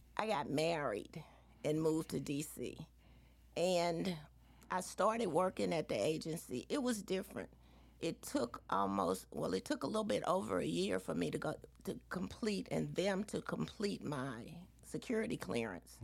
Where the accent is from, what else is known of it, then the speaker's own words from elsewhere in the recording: Baton Rouge, Louisiana, United States; also born or lived in Atlanta, Georgia / Washington D.C.; I grew up in Baton Rouge.